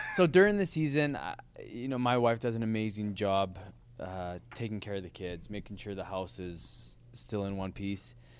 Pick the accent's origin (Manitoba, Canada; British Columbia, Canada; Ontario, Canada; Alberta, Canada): Alberta, Canada; Lethbridge; born and raised. Parents born and raised in Lethbridge as well